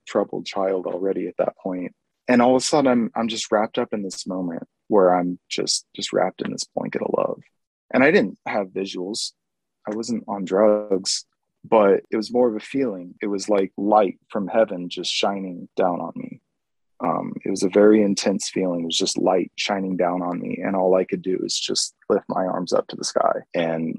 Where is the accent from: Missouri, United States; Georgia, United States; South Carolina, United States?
Missouri, United States; Springfield; also born or lived in San Jose, California; I grew up in Missouri